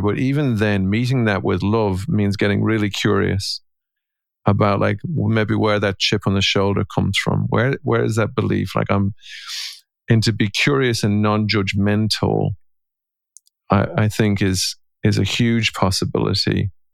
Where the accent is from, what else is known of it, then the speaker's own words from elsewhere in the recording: Ireland; I'm an Irishman and I'm a husband and a father and I'm a coach.